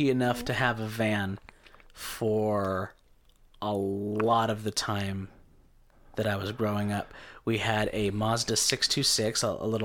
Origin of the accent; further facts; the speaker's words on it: Caldwell, Idaho, United States; I grew up in Caldwell.